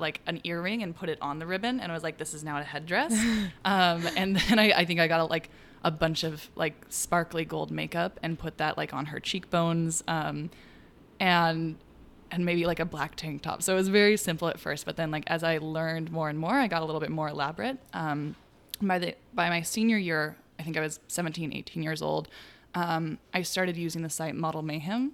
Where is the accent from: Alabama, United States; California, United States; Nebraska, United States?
California, United States; Chico; now in Brooklyn, New York, United States; in Chico, my hometown